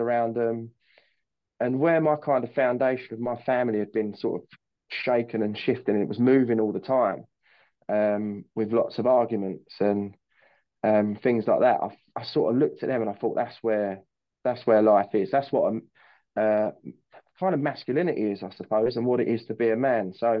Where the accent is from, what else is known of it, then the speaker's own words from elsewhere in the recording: Gravesend, South East England, United Kingdom; So I'm from Kent, Northwest Kent, grew up in Gravesend. I'm still in the area.